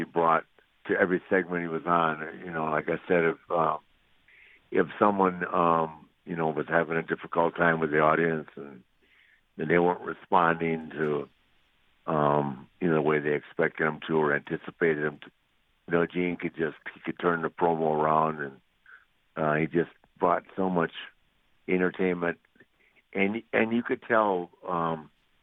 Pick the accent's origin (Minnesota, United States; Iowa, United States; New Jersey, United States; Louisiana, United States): Minnesota, United States; I'm from Minnesota, man, where they really play hockey